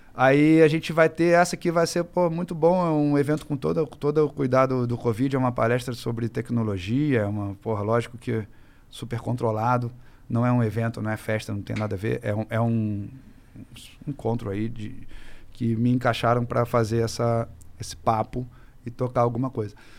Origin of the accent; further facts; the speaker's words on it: Rio de Janeiro, Brazil; eu venho lá do Rio